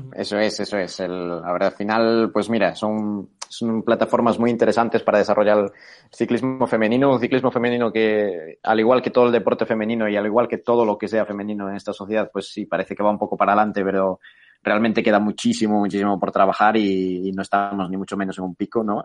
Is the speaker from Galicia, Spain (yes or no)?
yes; A Coruña, Galicia, Spain; moved away as an adult; also born or lived in Bilbao / Atlanta; now in Barcelona, Spain; aparte del español y del gallego, que yo soy de Coruña